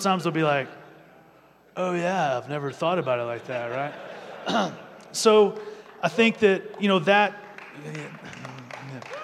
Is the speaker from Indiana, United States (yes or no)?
no; Amarillo, Texas, United States; moved away as an adult; also born or lived in Philadelphia, Pennsylvania / Colorado Springs, Colorado; I was born and raised in Amarillo, Texas